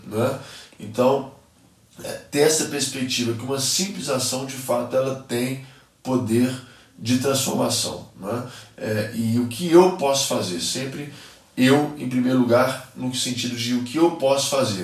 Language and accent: Portuguese; Minas Gerais, Brazil; sendo mineiro